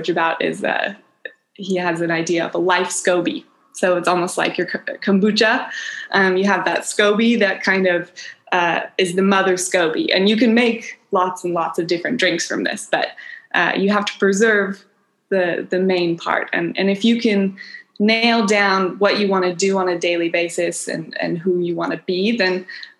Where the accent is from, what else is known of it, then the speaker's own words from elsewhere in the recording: Kenya; also born or lived in East Africa; now in Baja California Sur, Mexico; I was born in Kenya and raised in East Africa.